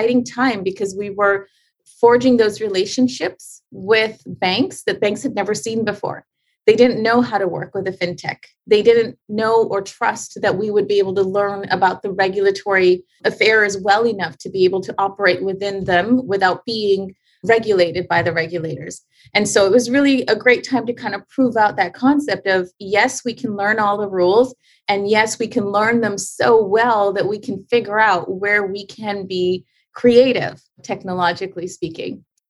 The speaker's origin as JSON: {"language": "English", "country": "Canada", "lives_now": "Chicago, United States", "said": "So I landed in Chicago, started a wellness center. As a Canadian, you can't just start earning an income in the USA."}